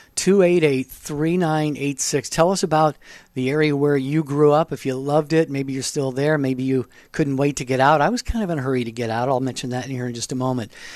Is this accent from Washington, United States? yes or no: yes; Washington coast, United States; now in Phoenix, United States; I grew up on the Washington coast